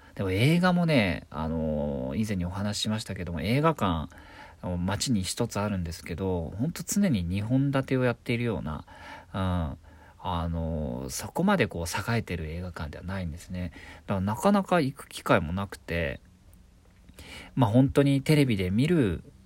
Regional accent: Nobeoka, Miyazaki, Japan; moved away as an adult; also born or lived in Tokyo; 僕は九州の宮崎県延岡市というとこで18歳まで生まれ育ったんですが、やっと大学進学を機に東京に出てきた

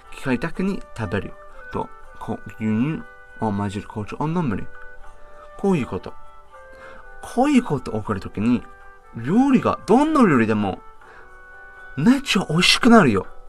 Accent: United Kingdom; Japanese is a second language; now in Japan; イギリスから来ました

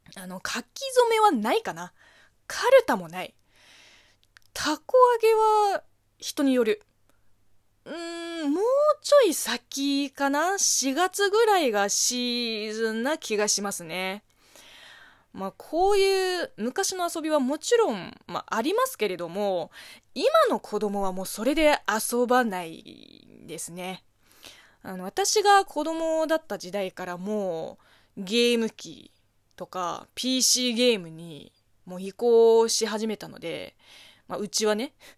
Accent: China; Japanese is a second language; moved away as an adult; now in Japan; 中国生まれ、中国育ち

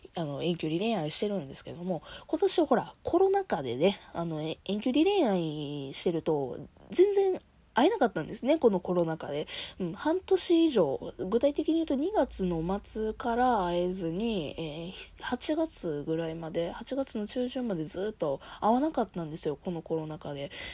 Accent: Kansai, Japan; 私、生まれも育ちも関西で、今いるところもね、あの、職場も地元なんですよ。

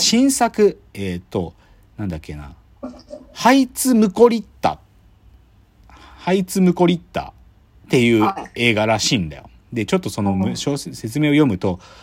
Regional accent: Gunma, Japan; now in Tokyo, Japan; 群馬、自分の地元

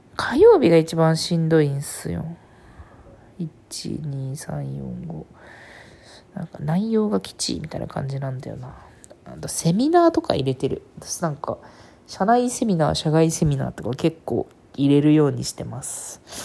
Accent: Kyushu, Japan; うちは、地元が九州なんでね。

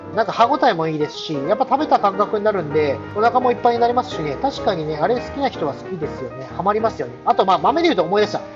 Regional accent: Tohoku, Japan; moved away as an adult; 僕の出身が東北っていうこともありまして

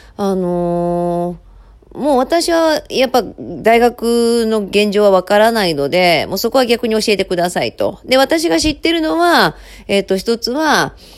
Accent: Osaka, Japan; 私も大阪府民

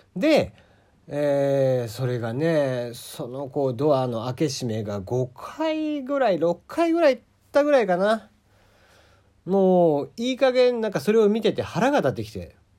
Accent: Kagoshima, Japan; accent: Kagoshima dialect; moved away; also born or lived in Fukuoka; 鹿児島の人間、鹿児島生まれの人間なんで、鹿児島弁になった時が多分一番切れてる

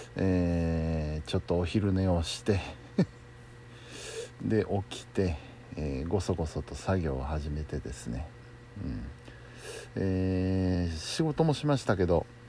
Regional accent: Kansai, Japan; 盛り上がらざるを得ませんよ関西人としては

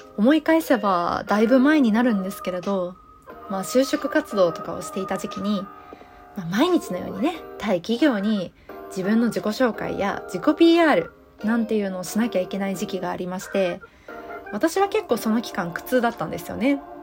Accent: Osaka, Japan; accent: Kansai dialect; moved away as an adult; now in Kanto, Japan; 出身は大阪でして生まれも育ちも大阪です

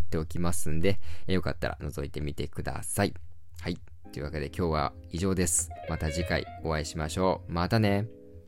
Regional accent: Nishio, Aichi, Japan; 僕の地元三河の西尾市

